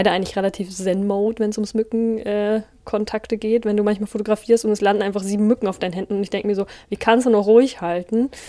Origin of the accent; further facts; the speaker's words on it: Bavaria, Germany; ich komme aus Bayern